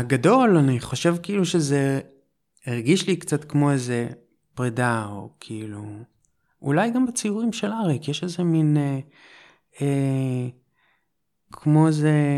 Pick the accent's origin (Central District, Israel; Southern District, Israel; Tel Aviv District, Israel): Tel Aviv District, Israel; Holon; moved away as an adult; also born or lived in Jerusalem; במקור מחולון